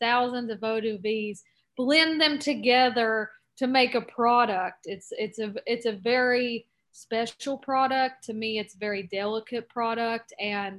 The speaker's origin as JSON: {"language": "English", "region": "North Carolina", "country": "United States", "said": "I'm from North Carolina. I grew up on bourbon"}